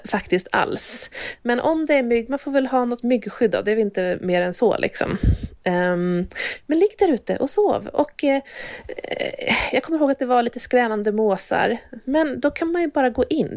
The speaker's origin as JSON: {"language": "Swedish", "area": "Hälsingland", "region": "Gävleborg County", "country": "Sweden", "said": "jag kommer ju från Hälsingland från början"}